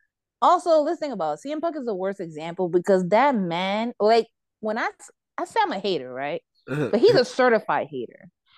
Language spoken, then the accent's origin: English; New York, United States; As a New Yorker, I am conflicted whether to laugh or cry.